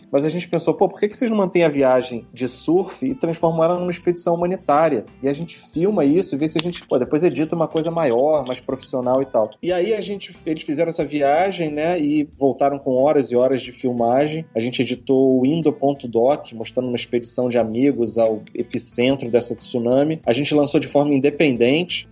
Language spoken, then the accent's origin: Portuguese; Rio de Janeiro, Brazil; do Rio de Janeiro, aqui do Leblon, e morando desde pequeno perto da praia